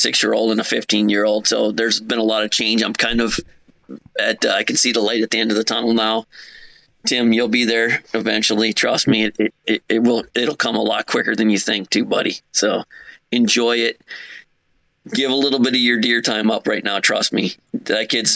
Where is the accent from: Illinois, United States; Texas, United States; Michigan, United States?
Michigan, United States; Upper Peninsula of; moved away as an adult; also born or lived in South Jersey / Philadelphia; now in New Jersey, United States; I'm originally from the Upper Peninsula of Michigan. When I was 18, I joined the service